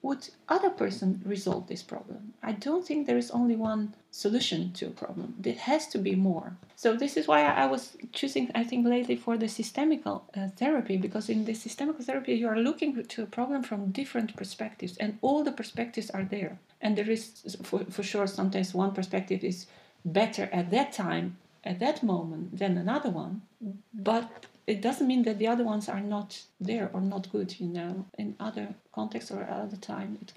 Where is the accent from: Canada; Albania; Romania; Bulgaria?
Romania; Cluj-Napoca, Cluj County; first language Romanian; English is a second language; moved away as an adult; now in Netherlands; I'm coming from Cluj, Napoca in Romania